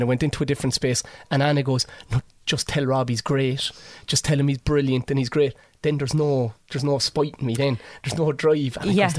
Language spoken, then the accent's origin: English; Cork, Munster, Ireland; I moved from Toker to Turner's Cross when I was younger, and I was moving from two different worlds, and I felt like an outcast.